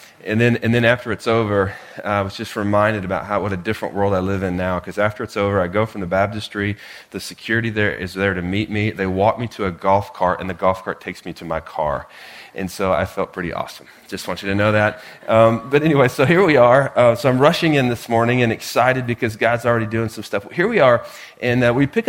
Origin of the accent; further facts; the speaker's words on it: Oklahoma, United States; moved away; I grew up in Oklahoma, and so my friends all live there